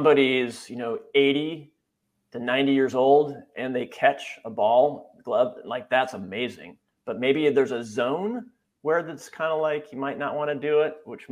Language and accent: English; Wisconsin, United States; moved away; also born or lived in San Francisco Bay Area; I grew up in Wisconsin.